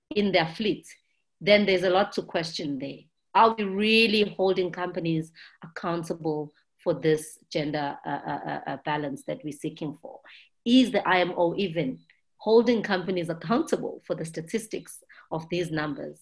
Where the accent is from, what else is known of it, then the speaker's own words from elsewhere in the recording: South Africa; I'm from South Africa